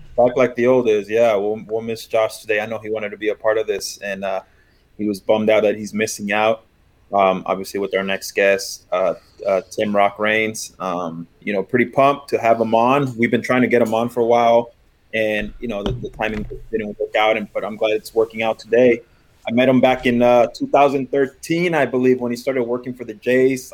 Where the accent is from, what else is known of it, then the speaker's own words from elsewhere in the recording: West Coast, United States; I'm from the West Coast